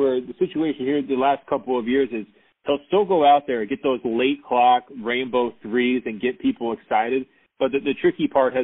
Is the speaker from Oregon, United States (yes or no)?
yes; Beaverton, Oregon, United States; I was born and raised in Beaverton, Oregon, in the shadows of Nike